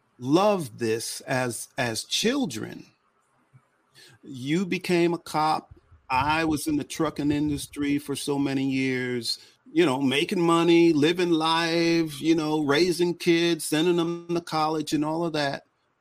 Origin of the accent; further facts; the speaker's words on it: New York, United States; as a black child growing up in New York